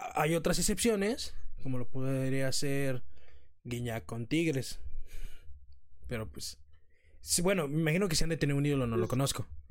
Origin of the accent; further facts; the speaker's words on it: Mexico; somos mexicanos